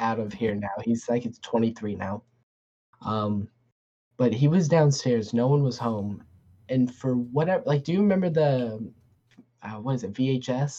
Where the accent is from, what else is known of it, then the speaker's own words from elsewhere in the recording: Newport News, Virginia, United States; I grew up in Newport News, so we had different school systems